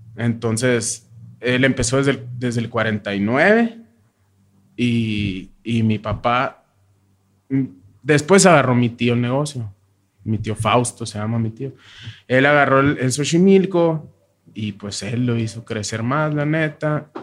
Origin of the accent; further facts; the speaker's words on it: Hermosillo, Sonora, Mexico; now in Agua Prieta, Mexico; Yo nací en Hermosillo, en el 87